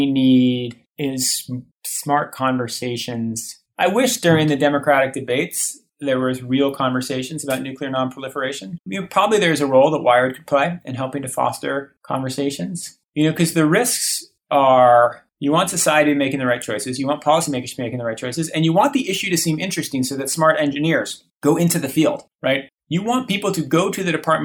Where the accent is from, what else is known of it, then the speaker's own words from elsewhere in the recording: Boston, Massachusetts, United States; Boston, where I grew up.